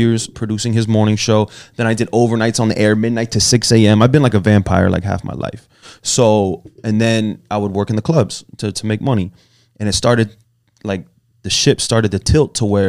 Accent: Broward County, Florida, United States; also born or lived in Miami, Florida; I was born in Miami and I was raised in Broward

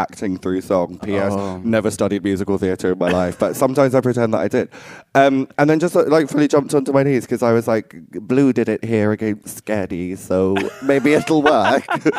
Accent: Essex, East of England, United Kingdom; I grew up in Essex. It's not too far from London

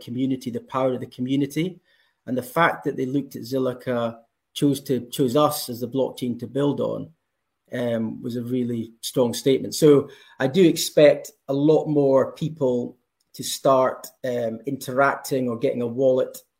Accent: Scotland, United Kingdom; if you can tell from my accent, I'm from Scotland

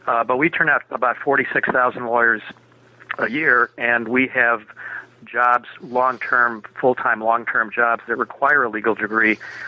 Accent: Minneapolis, Minnesota, United States; I was born and raised in Minneapolis.

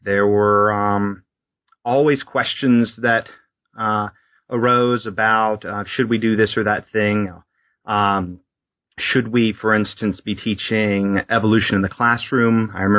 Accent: Alabama, United States; So I grew up in South Alabama on the Gulf Coast, and I was born in 1982.

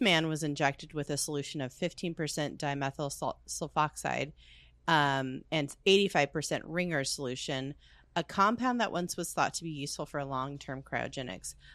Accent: United States; we're Americans.

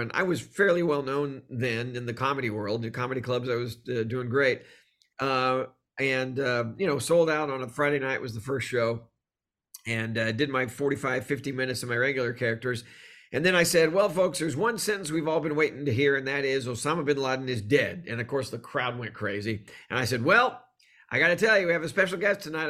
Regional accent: Texas, United States; I grew up in Texas

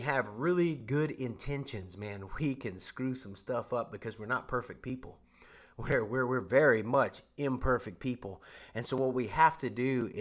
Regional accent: Louisiana, United States; now in Oklahoma, United States; I'm from Louisiana

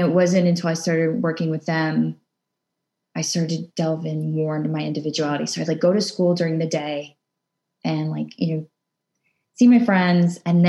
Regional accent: Arlington, Virginia, United States; I grew up in Arlington, Virginia. I was born and raised

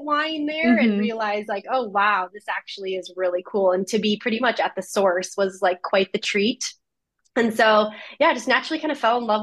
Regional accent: Minnesota, United States; also born or lived in Eau Claire, Wisconsin / California; I grew up in Minnesota

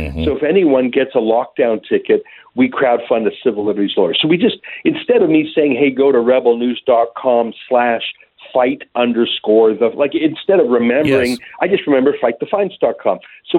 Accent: Alberta, Canada; I'm from a landlocked place called Alberta. It's like I'm from Nebraska. There's no boats where I'm from.

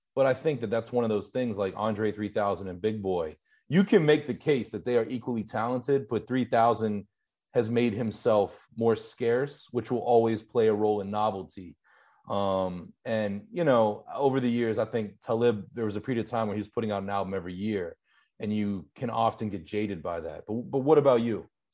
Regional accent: Pittsburgh, Pennsylvania, United States; accent: Pittsburgh; I grew up in Pittsburgh

